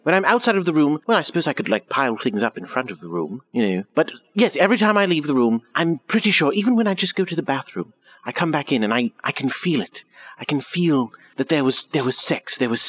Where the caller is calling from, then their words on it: England, United Kingdom; I am Skyping in from England, of course, because I am stuck here bankrupt in my mother's home.